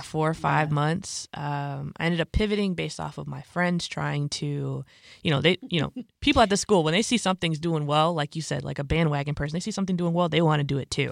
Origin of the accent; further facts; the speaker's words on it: Bolingbrook, Illinois, United States; I was born and raised in Bolingbrook, Illinois, which is where my parents live currently. It's like a southwest suburb of Chicago